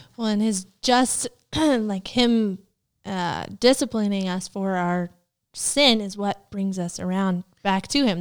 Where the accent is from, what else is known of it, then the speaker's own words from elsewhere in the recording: Tennessee, United States; moved away as an adult; we're originally from Tennessee